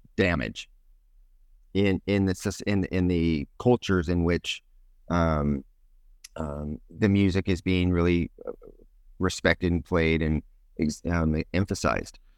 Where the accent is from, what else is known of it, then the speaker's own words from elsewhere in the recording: California, United States; I grew up in California, um, Northern California initially, and then moved to Southern California